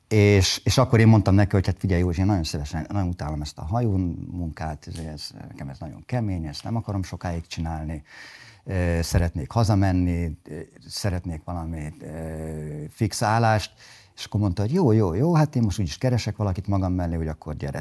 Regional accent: Budapest, Hungary; also born or lived in Sopron; Én budapestiként tanultam Sopronban.

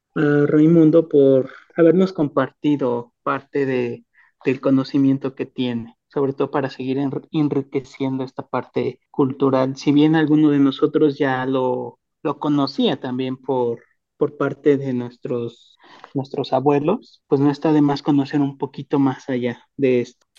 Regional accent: Mexico City, Mexico; yo soy eh, de Tláhuac

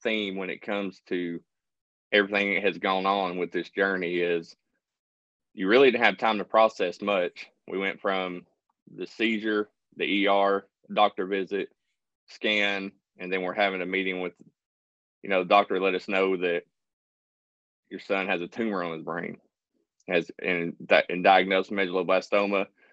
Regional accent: Middle Tennessee, United States; I was born in Middle Tennessee, spent most of my childhood there, and then we eventually moved to East Tennessee, where I've been for the last approximately about 25 years

